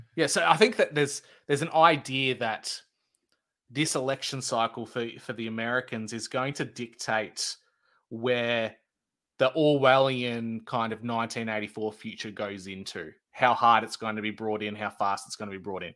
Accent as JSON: {"language": "English", "country": "Australia"}